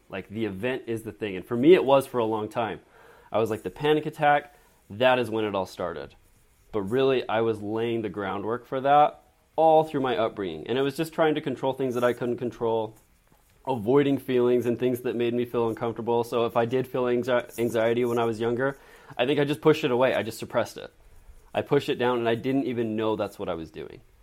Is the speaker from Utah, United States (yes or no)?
yes; Draper, Utah, United States; I grew up in Draper, Utah